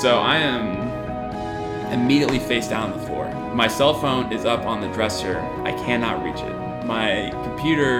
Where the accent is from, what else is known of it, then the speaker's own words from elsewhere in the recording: Lindale, Texas, United States; now in College Station, United States; I'm originally from Lindale, Texas. It's a small town out in East Texas, but I live in College Station now